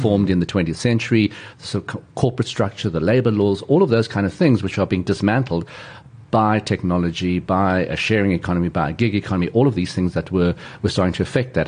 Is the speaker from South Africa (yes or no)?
yes; South Africa; my family has been in South Africa since the late 19th century.